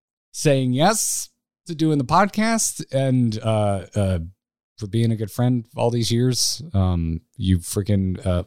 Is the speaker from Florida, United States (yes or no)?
yes; Florida, United States; I'm from Florida, and it was February in Toronto.